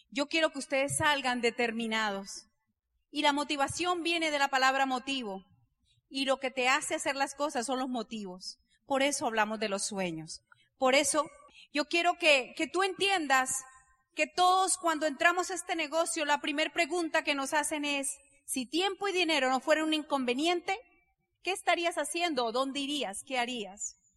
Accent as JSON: {"language": "Spanish", "country": "Colombia", "said": "Entonces yo le pregunté como buena colombiana al Señor"}